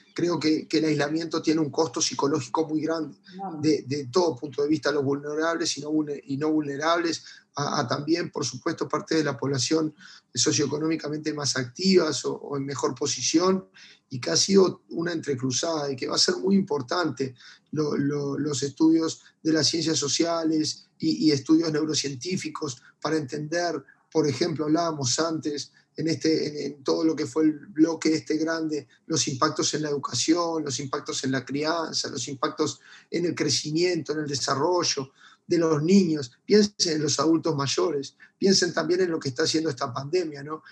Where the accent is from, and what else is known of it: Uruguay